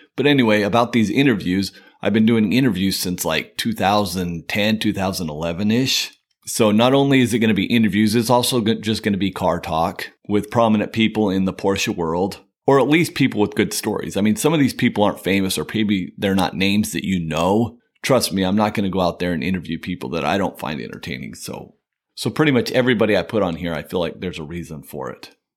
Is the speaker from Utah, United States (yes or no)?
yes; Utah, United States; moved away as an adult; now in California, United States; In two thousand nine, I moved to California. Like I said, I'm from Utah